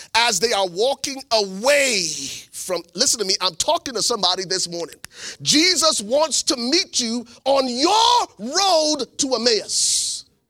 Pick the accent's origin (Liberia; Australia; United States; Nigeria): Liberia; moved away; I am originally from Liberia, West Africa